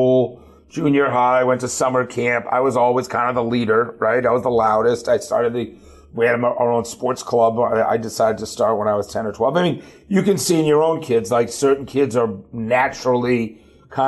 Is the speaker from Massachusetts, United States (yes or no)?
yes; Boston, Massachusetts, United States; now in Atlanta, United States; I grew up in Boston